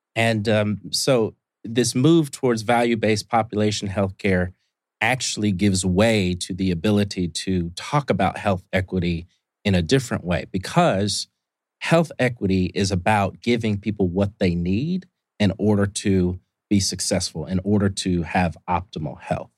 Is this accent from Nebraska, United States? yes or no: no; Indianapolis, Indiana, United States; moved away as an adult; also born or lived in Columbus, Ohio; now in Atlanta, United States; I'm from Indianapolis, Indiana, originally. Uh, grew up there